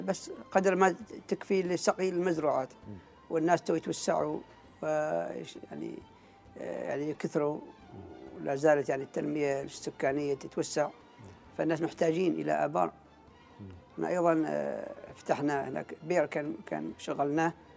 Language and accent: Arabic; Oman; قريتنا قريه الغم